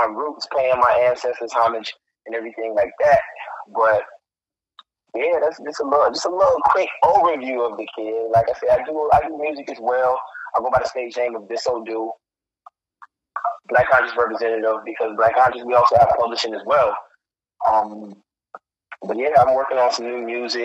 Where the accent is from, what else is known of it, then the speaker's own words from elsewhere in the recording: Chicago, Illinois, United States; I'm from Chicago, so I'm from the south